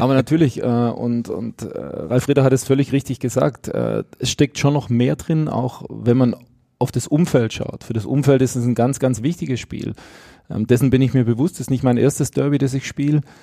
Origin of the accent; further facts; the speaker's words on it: Stuttgart, Baden-Württemberg, Germany; moved away as an adult; also born or lived in Bochum; now in Salzburg, Austria; wenn ich an meine Heimat denke, äh, in Stuttgart oder jetzt, wo wir jetzt mit der Familie leben, in, in Salzburg